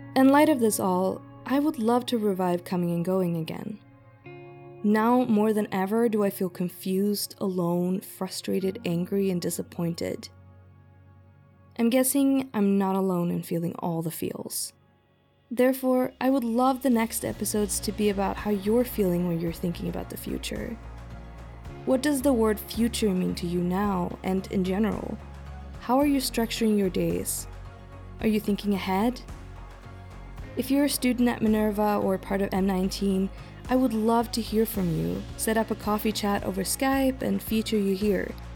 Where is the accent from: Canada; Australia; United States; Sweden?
Sweden; moved away; also born or lived in Taipei, Taiwan; I'm from Sweden, my family all being based in Stockholm.